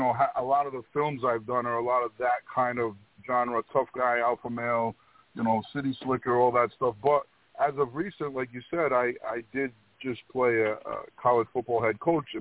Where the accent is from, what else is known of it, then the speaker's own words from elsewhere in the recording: Rhode Island, United States; I grew up in between New York and Boston and Rhode Island, the smallest state